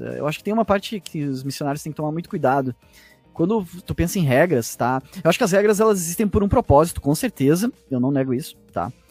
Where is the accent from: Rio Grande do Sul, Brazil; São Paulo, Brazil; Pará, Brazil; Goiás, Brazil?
Rio Grande do Sul, Brazil; Porto Alegre; na zona aqui que eu que eu cresci aqui em Porto Alegre